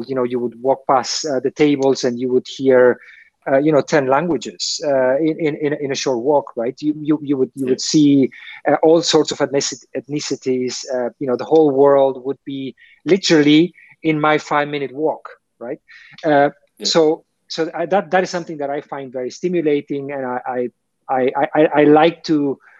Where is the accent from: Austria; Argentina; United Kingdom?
Argentina; moved away as an adult; now in Dubai, United Arab Emirates; my home country, Argentina